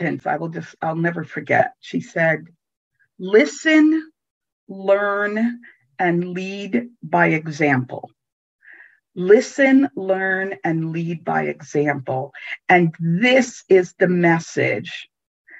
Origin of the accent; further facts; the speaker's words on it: New York City, New York, United States; also born or lived in Italy; I was born in Italy. Mm-hmm. And grew up in New York City